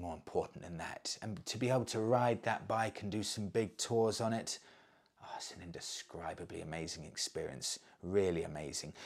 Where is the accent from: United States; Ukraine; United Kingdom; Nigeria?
United Kingdom; I'm British.